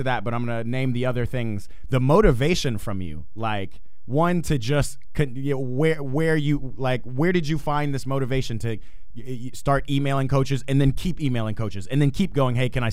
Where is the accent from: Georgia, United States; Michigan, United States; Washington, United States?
Georgia, United States; Atlanta; I grew up in Atlanta, Georgia